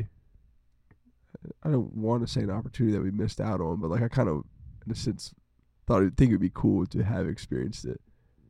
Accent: Rappahannock County, Virginia, United States; We're from Rappahannock County and we went to Rappahannock County High School.

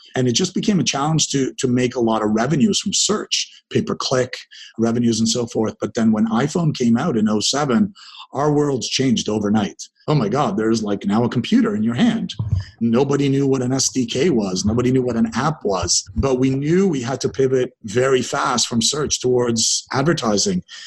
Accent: Dundas, Ontario, Canada; first language English; also born or lived in Israel; now in Toronto, Canada; I was born in Israel. I uh, arrived in Canada in 1978, grew up out in a small town beside Hamilton called Dundas, Ontario.

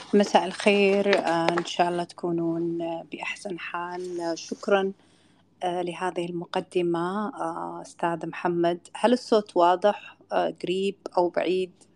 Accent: Kuwait; accent: Kuwaiti; بلهجتنا بالكويتي

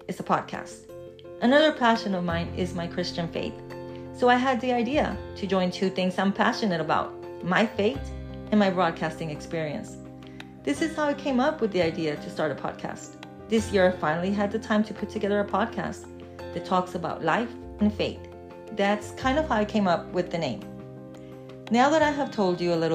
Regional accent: Texas, United States; also born or lived in Mexico / Charlotte, North Carolina; I was born in Mexico. I've lived in Texas since I was a child, so I consider Texas to be my home

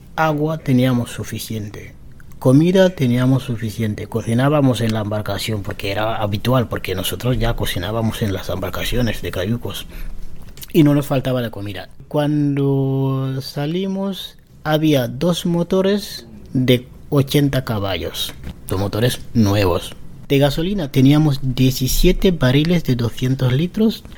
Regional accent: Senegal; Spanish is a second language; also born or lived in Barcelona, Spain / Madrid, Spain; now in Spain; yo soy de Senegal. Llegué aquí en España en 2006

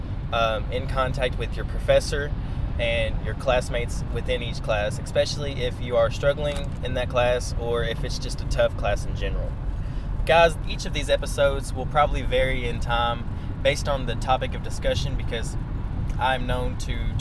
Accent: West Tennessee, United States; accent: West Tennessee; also born or lived in Ukraine; I am a 20-year-old guy who lives in West Tennessee, as you can tell by my accent

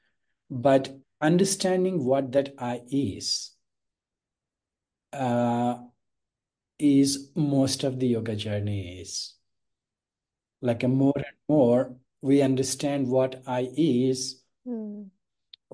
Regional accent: India; The base is I am born in India

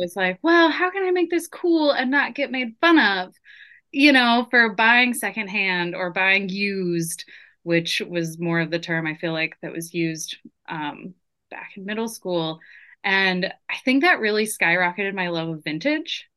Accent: San Diego, California, United States; now in Tacoma, United States; I grew up in San Diego

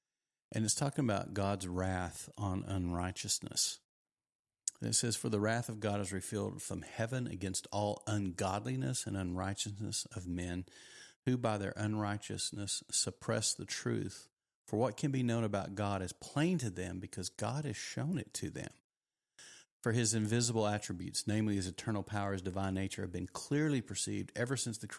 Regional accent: Texas, United States; I didn't grow up in America. I grew up in Texas.

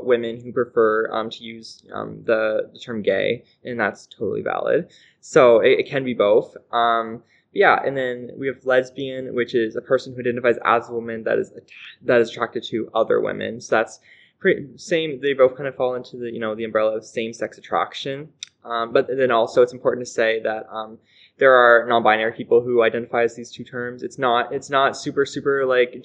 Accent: North Rustico, Prince Edward Island, Canada; I am a resident of North Rustico and PEI

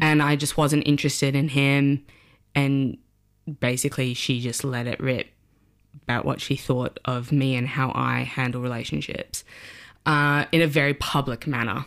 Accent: Sydney, New South Wales, Australia; moved away as an adult; now in London, United Kingdom; I'm from Sydney, Australia. Uh, I moved to London when I was twenty-five.

